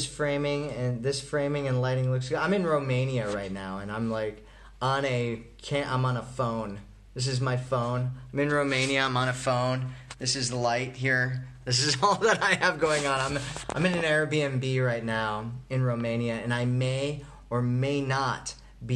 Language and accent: English; Colorado, United States; I'm from Colorado